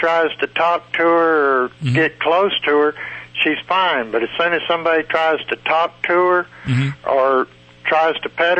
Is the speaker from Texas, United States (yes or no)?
yes; Texas, United States; now in Luxora, United States; No, I'm from Texas.